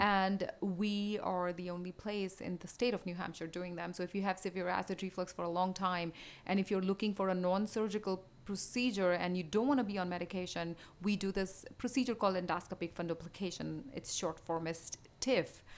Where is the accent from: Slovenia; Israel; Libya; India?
India; moved away as an adult; also born or lived in Houston / New York City; now in Rochester, United States; I grew up in India. I did my med school there